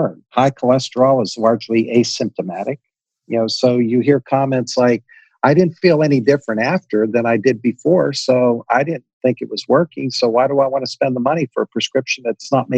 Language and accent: English; Western Pennsylvania, United States; I grew up in Western Pennsylvania